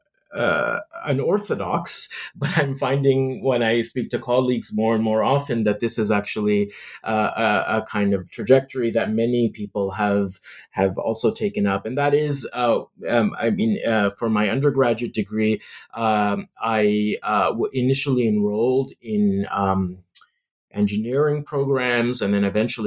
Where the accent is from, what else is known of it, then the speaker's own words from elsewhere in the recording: Canada; growing up in Canada